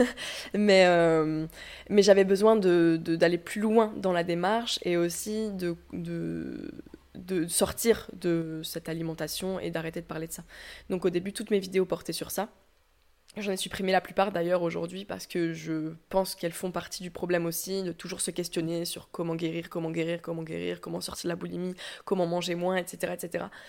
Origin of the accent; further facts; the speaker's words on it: south-west France, France; now in Lyon, France; j'habite actuellement à Lyon, mais je viens plutôt du sud-ouest de la France